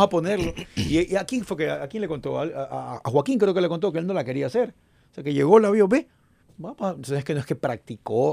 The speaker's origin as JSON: {"language": "Spanish", "country": "Ecuador", "accent": "Ecuadorian", "said": "tenemos un acento muy marcado. El ecuatoriano"}